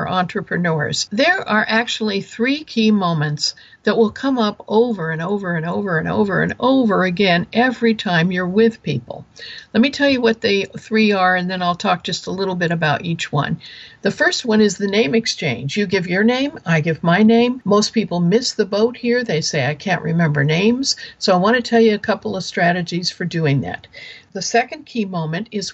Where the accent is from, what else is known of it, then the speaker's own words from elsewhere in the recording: Kansas, United States; moved away; I'm originally from Kansas, so I actually have seen a pig in mud